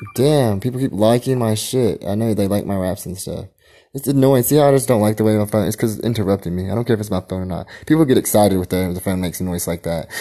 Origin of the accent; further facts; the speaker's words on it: Philippines; I'm Filipino.